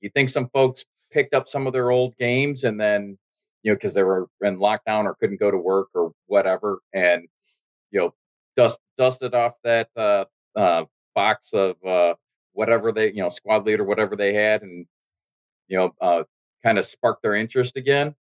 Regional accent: United States; I'm American

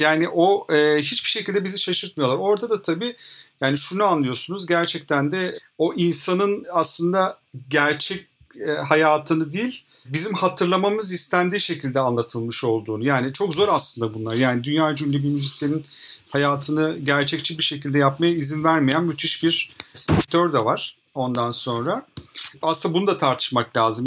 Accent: İzmir, Turkey; İzmir'de büyüdüm ben.

